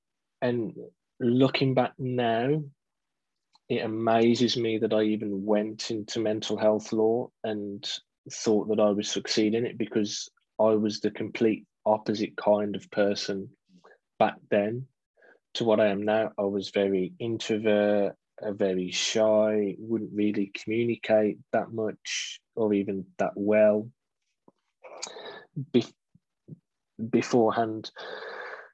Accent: Wolverhampton, West Midlands, United Kingdom; also born or lived in Dudley; I was born in Wolverhampton, live in Dudley in the West Midlands

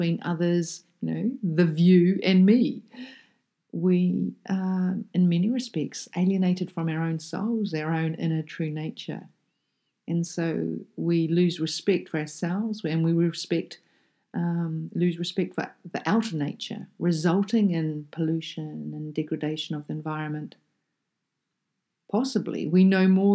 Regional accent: New Zealand; as a child, I grew up in a small town in the bottom of South Island of New Zealand. So I'm a Kiwi kid

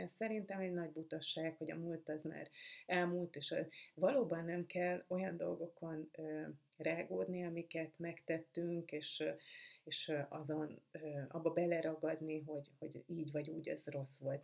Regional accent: Budapest, Hungary; egészen sokáig úgy éltem az életemet, hogy én egy tőzsgyökeres budapesti vagyok

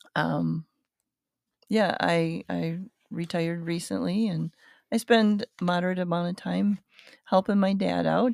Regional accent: Grandville, Michigan, United States; now in Cutlerville, United States; I grew up in Granville area.

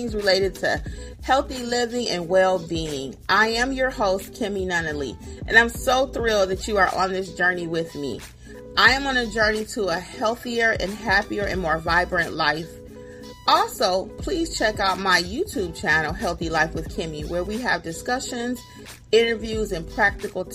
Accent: Michigan, United States; now in Georgia, United States; And I live in Georgia. I'm originally from Michigan.

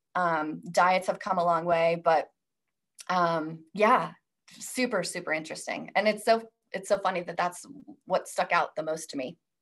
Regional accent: Idaho, United States; I was born and raised in Idaho

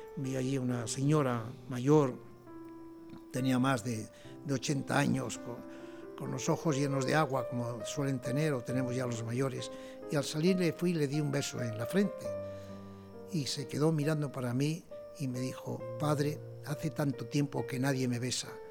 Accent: Asturias, Spain; moved away; mi pueblo, allá en aquellas Asturias

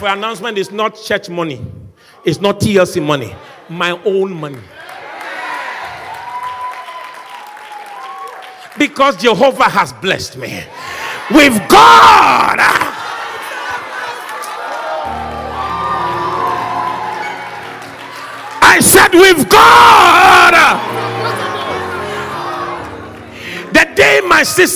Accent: Accra, Greater Accra, Ghana; I was raised in Sukula. Nobody wants to come from that part of Accra

